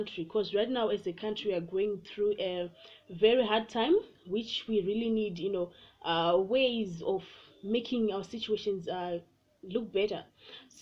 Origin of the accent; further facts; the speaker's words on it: Mashonaland West, Zimbabwe; I'm from Mashonaland West